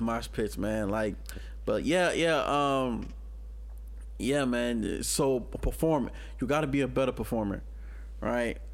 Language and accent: English; New Orleans, Louisiana, United States; moved away; I came from New Orleans, Louisiana